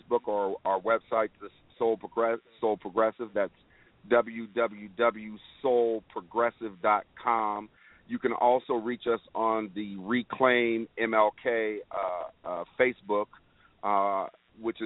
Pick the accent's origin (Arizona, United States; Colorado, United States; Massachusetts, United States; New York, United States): Colorado, United States; Denver; I was born and raised in Denver, Colorado